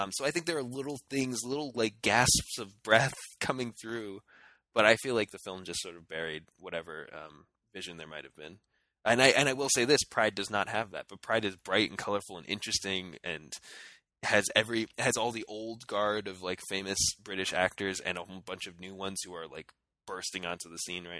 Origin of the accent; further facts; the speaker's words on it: United States; as an American